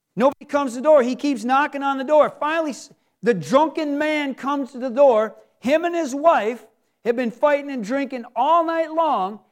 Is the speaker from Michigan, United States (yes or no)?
yes; Michigan, United States; we're from Michigan